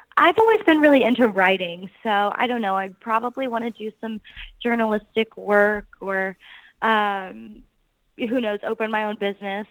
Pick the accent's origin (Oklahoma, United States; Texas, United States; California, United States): Oklahoma, United States; Tulsa; I am originally from Tulsa, Oklahoma